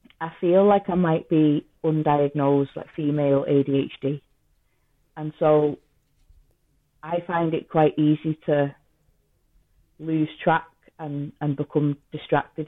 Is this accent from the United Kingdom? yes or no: yes; Liverpool / Manchester, North West England, United Kingdom; accent: half Scouse and half Manchester; my accent's a big mixture anyway. It's half Scouse and half Manchester